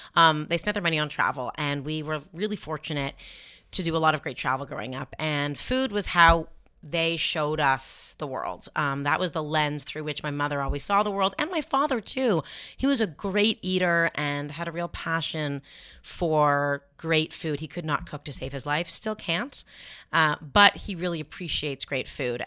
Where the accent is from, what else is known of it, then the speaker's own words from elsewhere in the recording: Toronto, Ontario, Canada; moved away; We grew up in Toronto, which is an incredibly diverse city